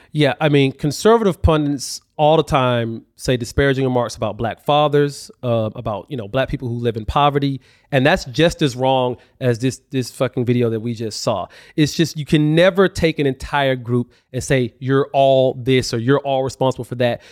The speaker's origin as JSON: {"language": "English", "region": "Alabama", "country": "United States", "tie": "born or raised there", "said": "I grew up in Alabama"}